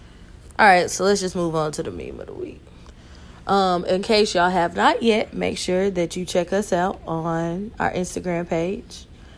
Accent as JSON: {"language": "English", "town": "Nashville", "region": "Tennessee", "country": "United States", "said": "I'm from Nashville, so there's plenty live music down here"}